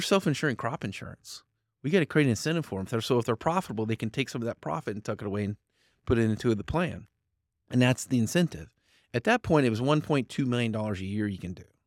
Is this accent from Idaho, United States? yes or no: yes; Fruitland, Idaho, United States; also born or lived in Central Valley, California; I grew up in Fruitland, Idaho.